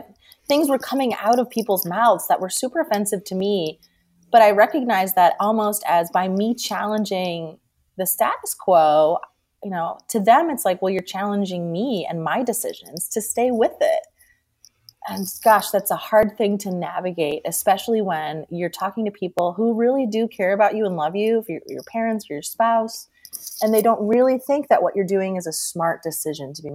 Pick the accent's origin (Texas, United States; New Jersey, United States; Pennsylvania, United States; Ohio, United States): Pennsylvania, United States; Scranton; I'm from Scranton